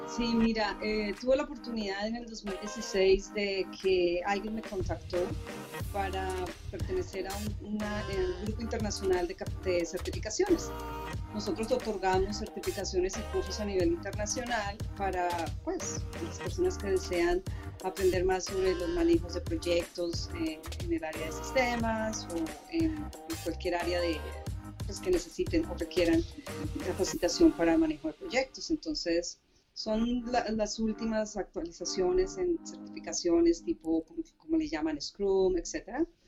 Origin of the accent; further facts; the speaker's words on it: Colombia; also born or lived in Mexico / United States; now in Canada; Como colombiana, como persona extranjera viviendo en diferentes países, porque tuve la oportunidad de vivir en México, en Estados Unidos y ahora aquí en Canadá.